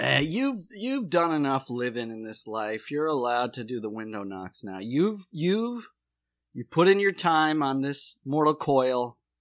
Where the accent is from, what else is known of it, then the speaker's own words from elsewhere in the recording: Watertown, South Dakota, United States; moved away; also born or lived in Charleston County; I'm born and raised in Watertown, South Dakota